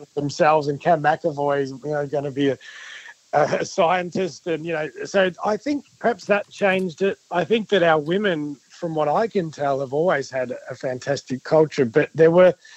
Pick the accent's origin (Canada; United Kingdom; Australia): Australia; Victoria; I'm from Victoria